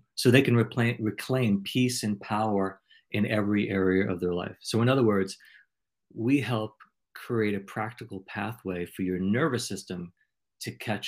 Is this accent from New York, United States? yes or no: yes; New York, United States; accent: New York; now in South Carolina, United States; I just moved here about 9 months ago from New York, and sometimes I slide into my New York accent.